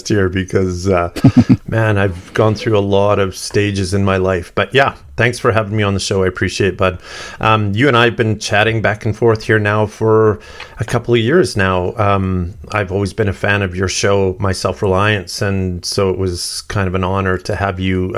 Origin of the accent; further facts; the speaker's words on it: Sturgeon County, Alberta, Canada; I grew up in Sturgeon County, which is just north of Edmonton